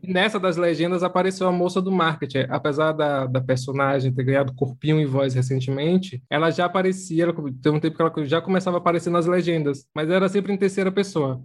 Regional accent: Serrinha, Bahia, Brazil; moved away as an adult; now in São Paulo, Brazil; sou da Serrinha, interior da Bahia.

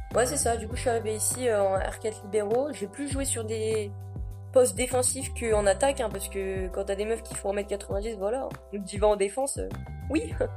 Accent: Picardy, Hauts-de-France, France; moved away as an adult; also born or lived in Wattignies, Nord, France; now in Iowa, United States; Je viens de Picardie

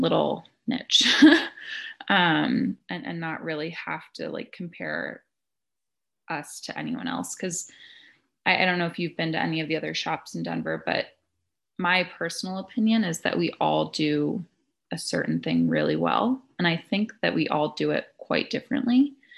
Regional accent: Boulder, Colorado, United States; I'm actually from Colorado originally. I grew up in Boulder

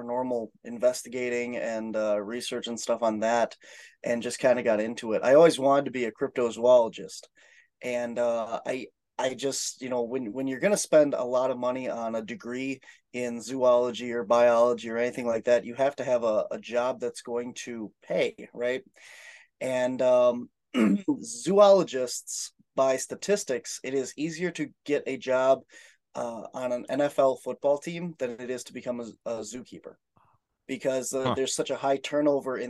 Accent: Appleton, Wisconsin, United States; also born or lived in California; I was born in California, but I actually spent my entire life in about Appleton, Wisconsin, and I'm still living around that area

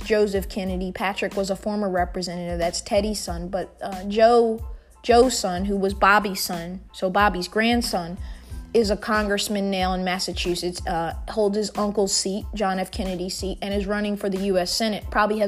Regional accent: Munich, Bavaria, Germany; born there; I was born in Munich, Germany.

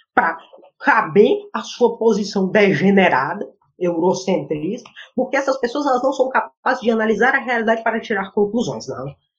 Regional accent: Northeast Region, Brazil; Eu nasci no Nordeste

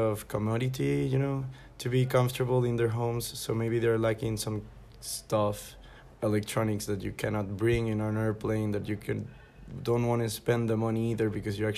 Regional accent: Caracas, Capital District, Venezuela; moved away as an adult; also born or lived in Barcelona / Warsaw / Tokyo; now in Toulouse, France; I'm from Caracas, and in 2016 I decided to try my life here in Europe

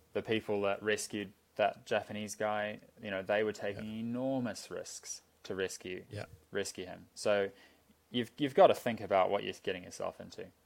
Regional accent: Auckland, New Zealand; I grew up in Auckland

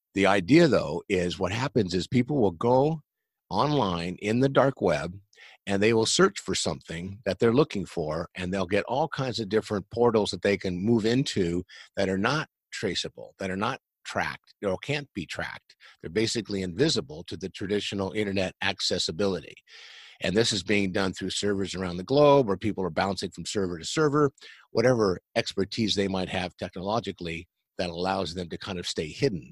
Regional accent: San Diego, California, United States; I grew up here in San Diego, California, and I'm still in San Diego, California

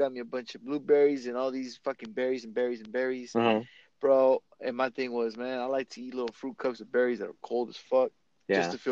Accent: Oregon, United States; We're also blessed to be born in Oregon

